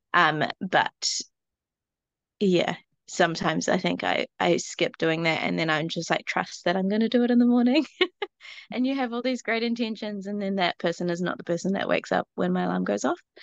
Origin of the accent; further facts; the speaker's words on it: New Zealand; I'm from New Zealand, so my accent's gonna be really weird